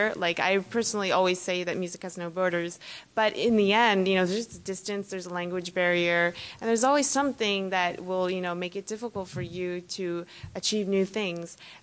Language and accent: English; United States; moved away; performing here for my first time in my my home country is a miracle for me